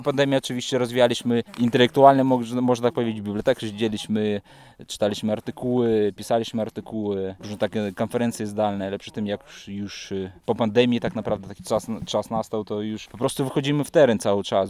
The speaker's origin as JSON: {"language": "Polish", "country": "Belarus", "moved": "as an adult", "lives_now": "Wrocław, Poland", "said": "sam jestem z Białorusi. Przyjechałem tu na studia"}